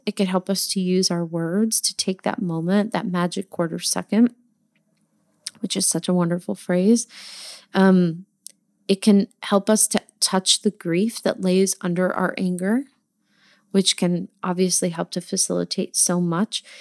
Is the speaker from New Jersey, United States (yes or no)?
yes; New Jersey, United States; I'm from New Jersey